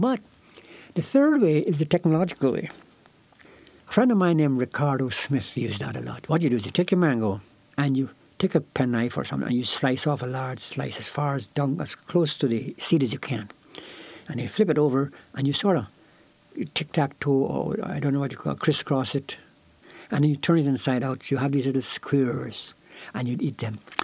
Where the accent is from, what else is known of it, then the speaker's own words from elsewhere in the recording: Guyana; moved away; also born or lived in Barbados; we're in South America, we're really part of the Caribbean islands